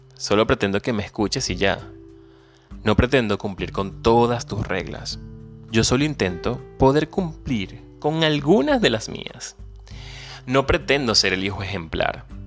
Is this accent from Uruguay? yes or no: no; Venezuela; moved away; Soy venezolano, emigrante, ciudadano del mundo y un soñador